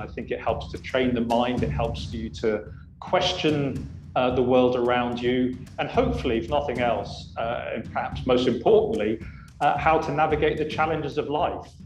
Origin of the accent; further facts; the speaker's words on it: Oxford, South East England, United Kingdom; moved away as an adult; also born or lived in Hong Kong; now in Singapore; originally I'm from Oxford, England